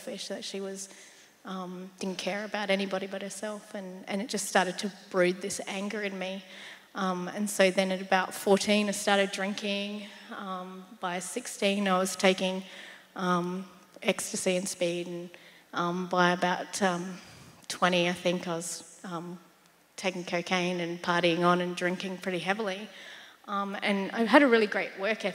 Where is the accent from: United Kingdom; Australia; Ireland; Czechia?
Australia; South Australia; moved away; I'm from South Australia. So sometimes you'll hear me say dance and Stobie Pole and stuff like